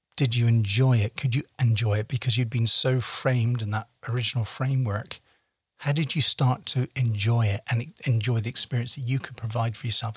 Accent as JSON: {"language": "English", "country": "United Kingdom", "moved": "yes", "lives_now": "Canada", "said": "we're both British"}